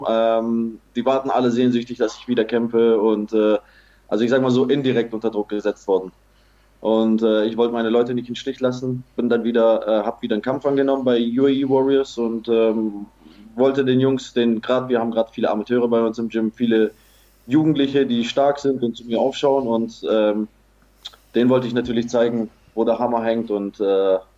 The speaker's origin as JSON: {"language": "German", "town": "Erbil", "region": "Kurdistan Region", "country": "Iraq", "tie": "born or raised there", "said": "in Nordirak, in die autonome Regierung Kurdistan, in meine Heimatstadt Erbil kommt"}